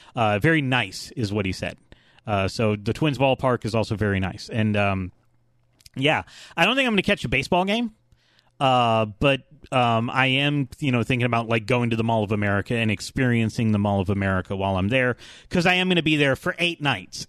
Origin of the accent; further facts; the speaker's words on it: Atlanta, Georgia, United States; I'm from Atlanta